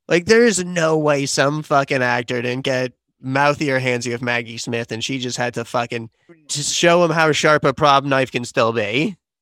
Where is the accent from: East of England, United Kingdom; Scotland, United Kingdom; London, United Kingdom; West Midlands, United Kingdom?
London, United Kingdom; moved away; lived and mostly went to school in South London